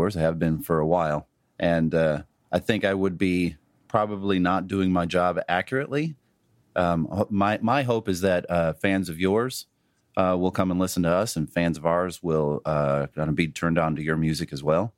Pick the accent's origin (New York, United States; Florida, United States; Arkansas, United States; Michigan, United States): Michigan, United States; Warren; I'm actually from the Detroit suburbs. I grew up in Warren